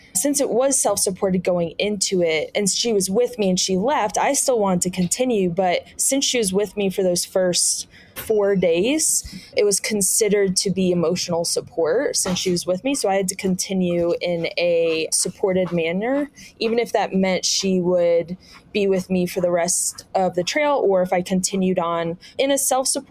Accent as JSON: {"language": "English", "region": "East Coast", "country": "United States", "said": "We're both from the East Coast"}